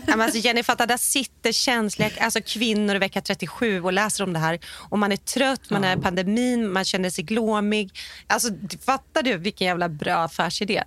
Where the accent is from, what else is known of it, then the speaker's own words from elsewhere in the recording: Sweden; also born or lived in Hollywood; now in Los Angeles, United States; hemma i Sverige